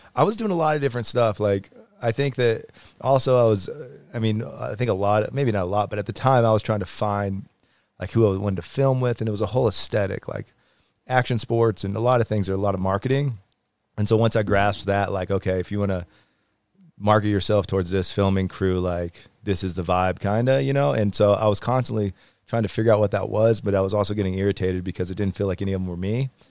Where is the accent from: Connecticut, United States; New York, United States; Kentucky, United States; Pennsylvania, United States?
Kentucky, United States; Louisville; moved away; also born or lived in Whitefish, Montana / Kalispell, Montana / Salt Lake City, Utah; originally Louisville, Kentucky, so like Midwest area